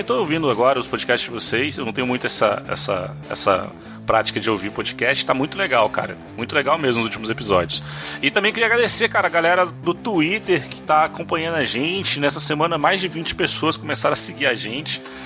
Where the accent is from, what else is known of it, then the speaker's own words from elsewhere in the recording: Brazil; nós somos brasileiros